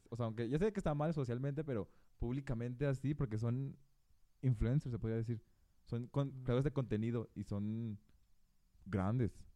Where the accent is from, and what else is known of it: Mexico